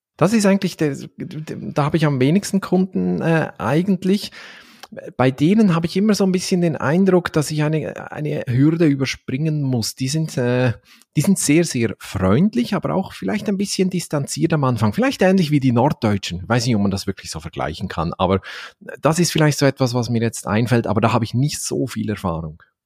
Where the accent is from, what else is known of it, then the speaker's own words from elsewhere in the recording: Valais, Switzerland; accent: Valais German; wir Walliser in der Schweiz